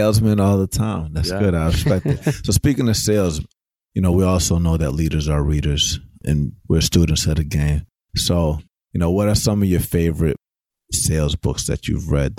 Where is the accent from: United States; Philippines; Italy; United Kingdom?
United States; Atlanta, Georgia; I'm from Atlanta, bro.